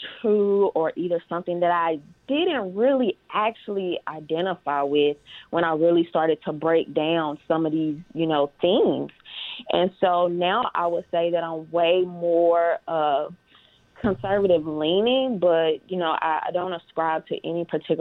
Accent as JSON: {"language": "English", "region": "Mississippi", "country": "United States", "tie": "born or raised there", "said": "I'm from Mississippi, born and raised."}